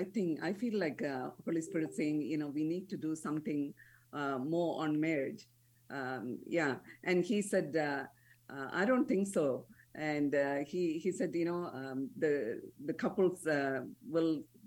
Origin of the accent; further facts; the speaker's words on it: Malaysia; born there; also born or lived in India; I was born in Malaysia. And then when my father retired, we moved to India. And that's where we got married.